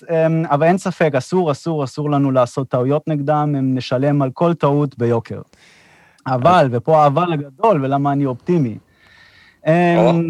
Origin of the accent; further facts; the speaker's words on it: Beersheba, Southern District, Israel; אני באר שבעי, כן.